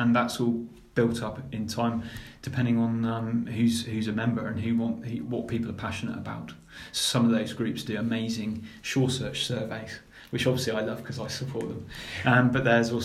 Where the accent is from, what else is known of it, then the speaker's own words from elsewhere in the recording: Cornwall, South West England, United Kingdom; when I was a kid growing up in Cornwall